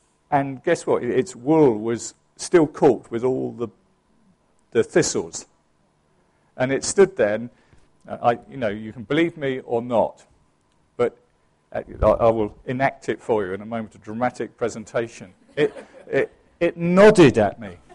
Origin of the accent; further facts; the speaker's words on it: England, United Kingdom; I am English